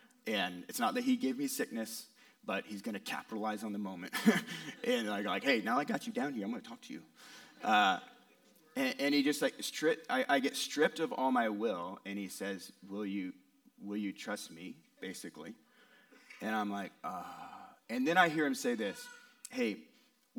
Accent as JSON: {"language": "English", "region": "West Coast", "country": "United States", "moved": "yes", "said": "I'm from the West Coast"}